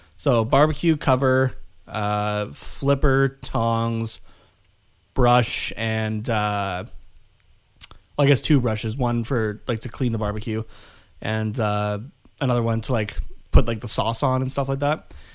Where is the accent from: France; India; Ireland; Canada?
Canada; we're from Canada